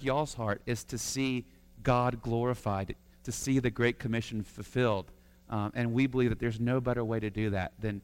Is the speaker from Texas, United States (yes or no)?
yes; Houston, Texas, United States; growing up in Houston, Texas, I grew up in a non-Christian family